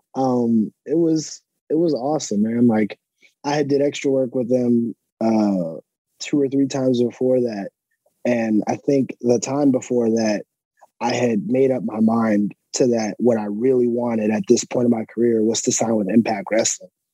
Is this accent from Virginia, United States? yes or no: yes; Alexandria, Virginia, United States; Alexandria, Virginia.